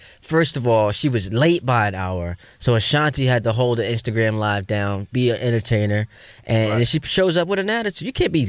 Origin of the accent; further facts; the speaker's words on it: New York City, New York, United States; Go to my hometown, BK all day.